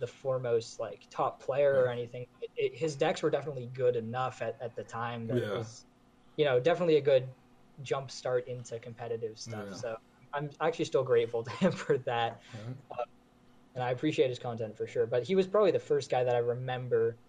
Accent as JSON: {"language": "English", "region": "Maine", "country": "United States", "tie": "born or raised there", "said": "so I grew up in Maine. I'm from Maine"}